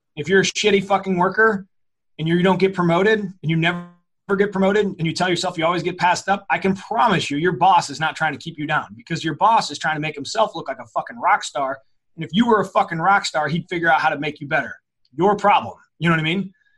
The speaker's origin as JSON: {"language": "English", "town": "St. Louis", "region": "Missouri", "country": "United States", "said": "I'm from South County. I'm from a, you know, it's a very blue collar area here in St. Louis"}